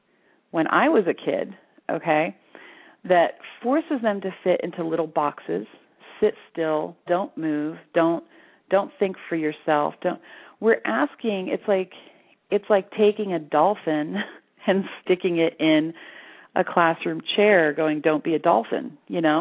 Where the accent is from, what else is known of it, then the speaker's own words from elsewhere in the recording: Florida, United States; moved away as an adult; now in Sedona, United States; I was raised in Florida